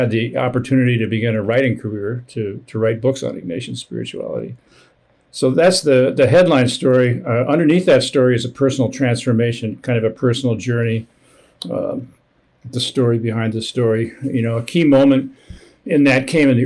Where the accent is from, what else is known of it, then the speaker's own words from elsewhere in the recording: northern New Jersey, United States; also born or lived in Midwest; I grew up in the Midwest, but mostly in New Jersey. Grew up in northern New Jersey.